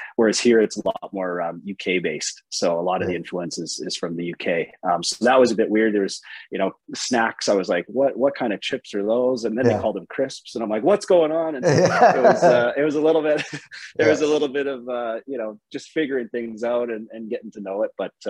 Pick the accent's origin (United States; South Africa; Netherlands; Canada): Canada; Calgary, Alberta; moved away as an adult; now in Auckland, New Zealand; they asked where in Canada, Calgary.